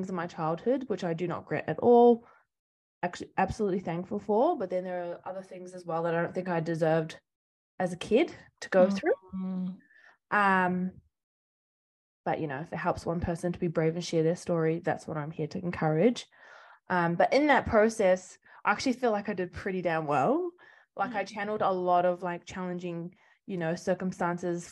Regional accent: New Plymouth, Taranaki, New Zealand; also born or lived in Spain; I grew up in New Zealand, originally from New Plymouth, Taranaki

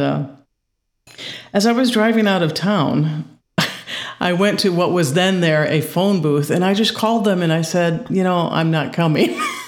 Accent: Indiana, United States; Well, I was a lot of places, but I'm originally from Northwest Indiana, kind of just outside of Chicago. That's where I was born and raised.

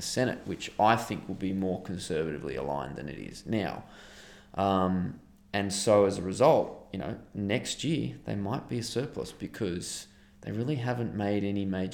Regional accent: Australia; as an Australian

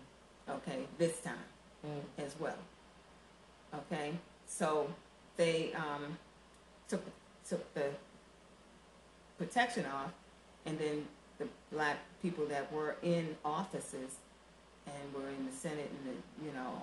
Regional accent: Baltimore, Maryland, United States; I grew up in Baltimore, Maryland

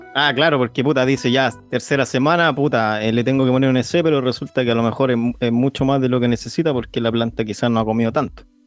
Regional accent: Chile; Aquí somos todos chilenos y estamos todos en Chile

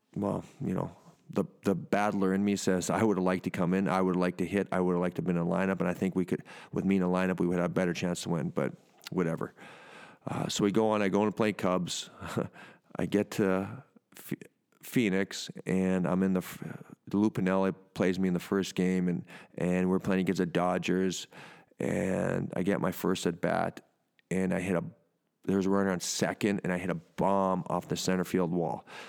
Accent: Canada; moved away; my home country

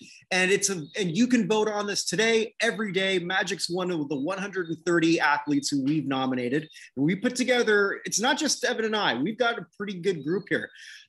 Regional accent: Canada; now in Barbados; I'm a Canadian living in Barbados

